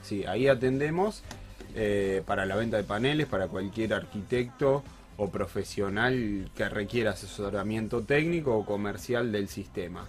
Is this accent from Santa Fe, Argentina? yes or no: yes; Casilda, Santa Fe, Argentina; Casilda, que es de donde yo soy